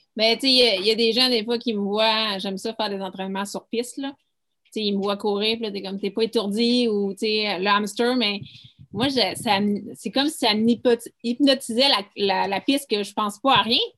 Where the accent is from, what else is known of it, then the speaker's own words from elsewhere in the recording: Mont-Tremblant, Quebec, Canada; moi, je viens de Tremblant